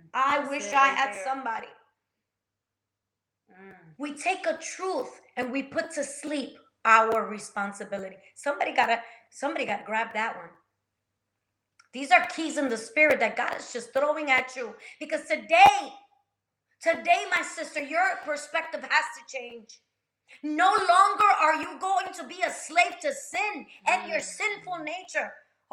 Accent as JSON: {"language": "English", "region": "New Jersey", "country": "United States", "said": "I'm from Jersey, girl. I'll solve your problem right now."}